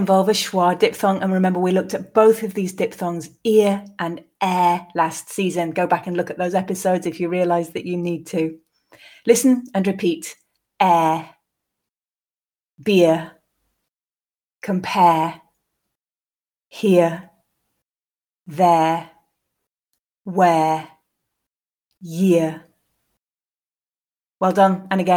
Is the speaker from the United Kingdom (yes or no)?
yes; England, United Kingdom; accent: English from England, non-rhotic; in my English from England, I do not pronounce the letter R in this position